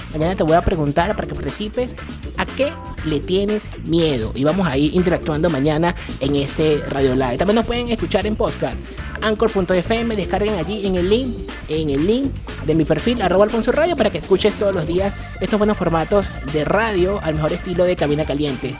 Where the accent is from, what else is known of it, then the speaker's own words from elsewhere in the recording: Venezuela; mi país, Venezuela